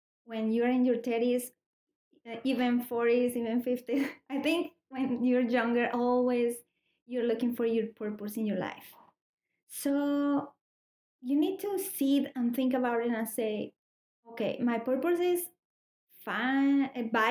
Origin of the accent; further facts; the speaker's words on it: Colombia; English is a second language; moved away as an adult; I'm new in this country. I am from Colombia. 4 years ago, I came